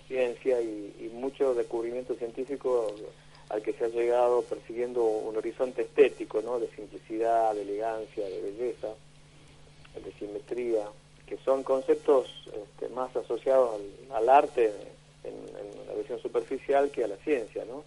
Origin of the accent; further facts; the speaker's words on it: Tucumán, Argentina; yo soy de Tucumán